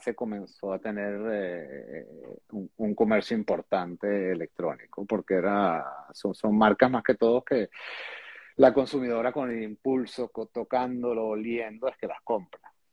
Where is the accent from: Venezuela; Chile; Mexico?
Venezuela; moved away as an adult; yo nací en Venezuela